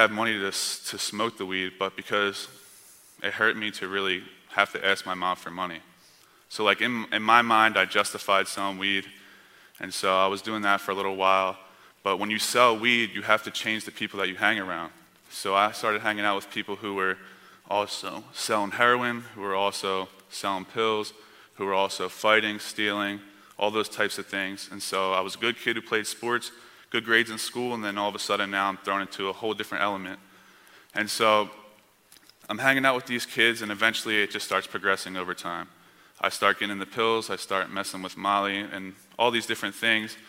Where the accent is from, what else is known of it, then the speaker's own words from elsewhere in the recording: near Camden, New Jersey, United States; moved away; I was born in a city called Camden, New Jersey, which at one time was one of the most dangerous cities in America and also the most poverty-stricken area in America. And so I grew up about 10, 15 minutes away from there